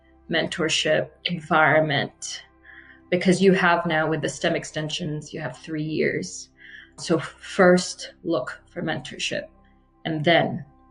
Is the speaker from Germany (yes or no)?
no; Abu Dhabi, United Arab Emirates; moved away as an adult; now in United States; So during the time I grew up in Abu Dhabi, there was virtually no real way to become a citizen. So we remained Iraqi. While growing up in Abu Dhabi, I went to a British private school